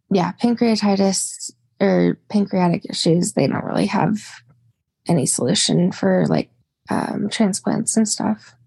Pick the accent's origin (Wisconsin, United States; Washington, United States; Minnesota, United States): Washington, United States; Spokane; I've been born and raised in Spokane, Washington.